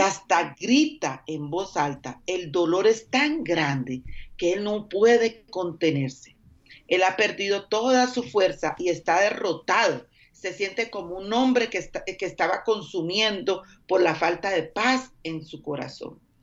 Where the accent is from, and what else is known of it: Colombia; moved away